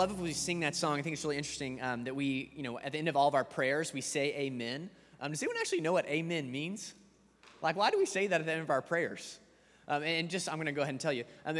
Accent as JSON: {"language": "English", "town": "Atlanta", "region": "Georgia", "country": "United States", "lives_now": "Denton, United States", "said": "But I moved to Denton from Atlanta, Georgia. I went to the University of Georgia to attend."}